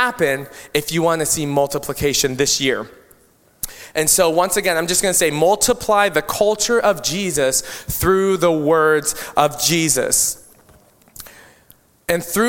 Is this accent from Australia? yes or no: no; Philippines; I'm Filipino and I have a lot of my Filipino culture that I value.